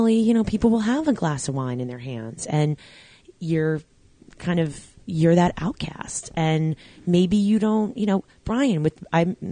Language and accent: English; Long Island, New York, United States; moved away as an adult; now in Jersey Shore, United States; where I grew up on Long Island